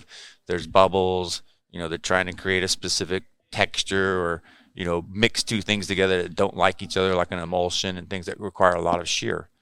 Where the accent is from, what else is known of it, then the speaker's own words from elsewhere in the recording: South Texas, United States; moved away as an adult; also born or lived in Corpus Christi, Texas; now in California, United States; I grew up in South Texas surfing